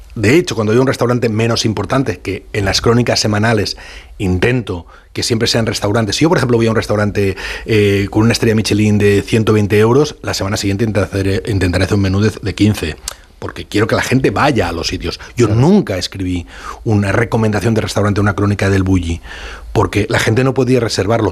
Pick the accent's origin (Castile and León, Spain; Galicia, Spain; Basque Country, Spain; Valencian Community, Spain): Valencian Community, Spain; born or raised there